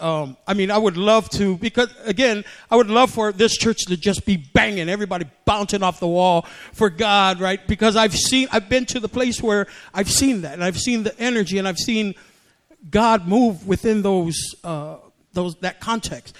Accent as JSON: {"language": "English", "country": "American Samoa", "tie": "born or raised there", "moved": "yes", "lives_now": "United States", "said": "I grew up in a Pentecostal church in Samoa, and so that's how I grew up in the Samoan tradition. And then when we came here from Samoa in 1975"}